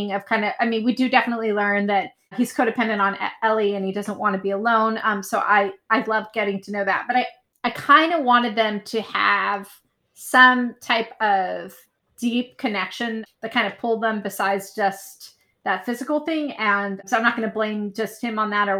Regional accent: San Francisco, California, United States; my hometown of San Francisco

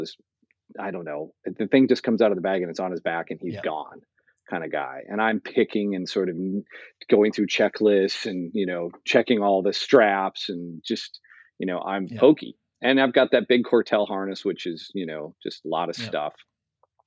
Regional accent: United States; I'm an American

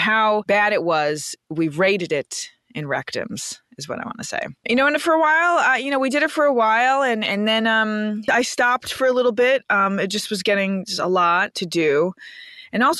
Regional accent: New York City, New York, United States; I'm from Queens

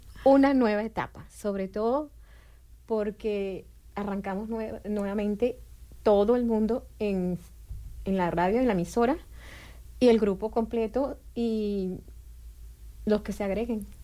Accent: Venezuela; moved away as an adult; now in Bloomington, United States; yo también soy de Venezuela

